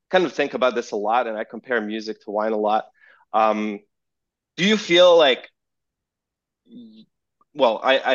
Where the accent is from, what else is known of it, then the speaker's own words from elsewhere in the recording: Serbia; English is a second language; moved away as an adult; now in United States; growing up in Serbia